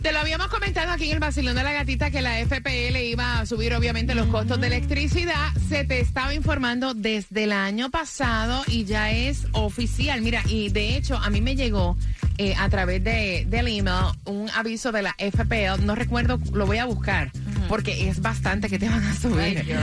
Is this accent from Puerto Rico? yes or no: yes; Fajardo, Puerto Rico; now in Miami, United States; mi pueblo, Fajardo, Puerto Rico